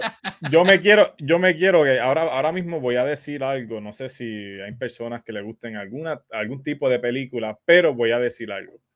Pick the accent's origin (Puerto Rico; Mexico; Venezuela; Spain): Puerto Rico; Quebradillas; me fui a un vídeo 1 que había aquí en Quebradilla